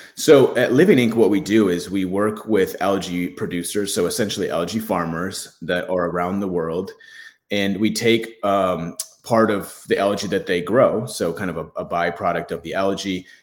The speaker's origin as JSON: {"language": "English", "region": "Michigan", "country": "United States", "tie": "born or raised there", "said": "I grew up in Michigan where there's lakes everywhere"}